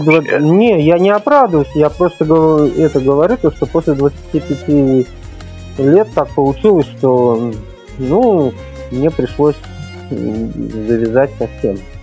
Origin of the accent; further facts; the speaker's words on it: Uzbekistan; moved away; Родился, вырос в Узбекистане.